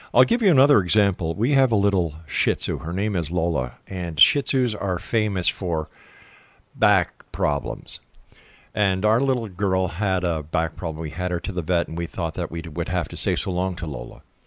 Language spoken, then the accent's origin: English; Montreal, Quebec, Canada; Montreal, Quebec, my hometown